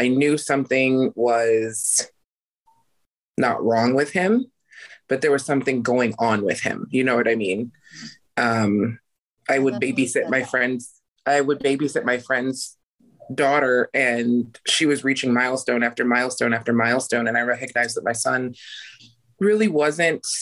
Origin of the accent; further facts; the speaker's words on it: Idaho, United States; I was born and raised in Idaho and I'm still here.